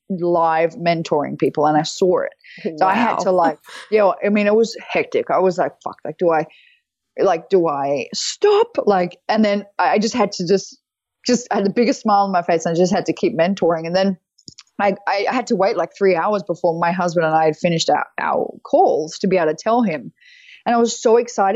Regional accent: Australia; moved away as an adult; now in United States; I'm Australian, obviously, but I was living, I live most of the time in the US, or some of the time in the US

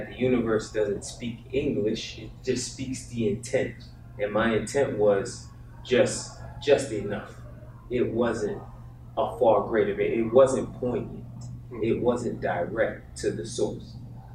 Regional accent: New York, United States; I'm from New York

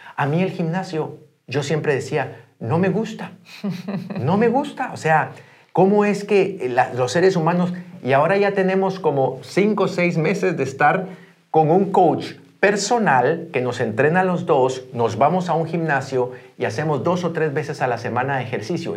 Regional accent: Guatemala; moved away; yo soy guatemalteco, pero estoy haciendo el negocio dentro de Iberia

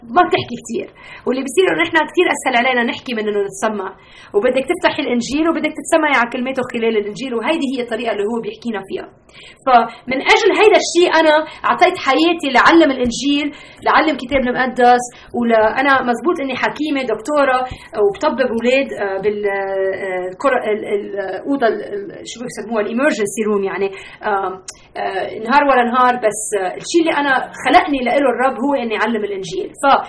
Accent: Lebanon; also born or lived in United States; لبنان انا لبنانيه

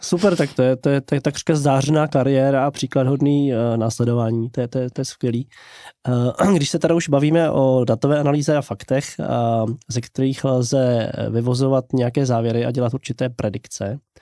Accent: Czechia; protože jsem Čech jak poleno

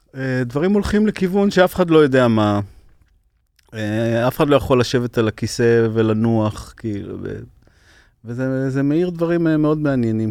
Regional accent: Ashdod, Southern District, Israel; שגדלנו באשדוד, העולים חדשים ממרוקו, אני היחידי שנולדתי בארץ

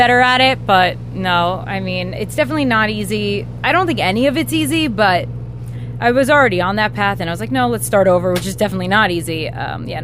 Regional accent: New York, United States; moved away as an adult; also born or lived in Miami, Florida; I'm from New York, but I did live here for a long time

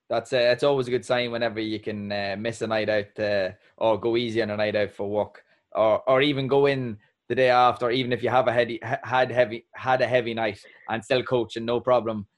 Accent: Ireland; an Irishman

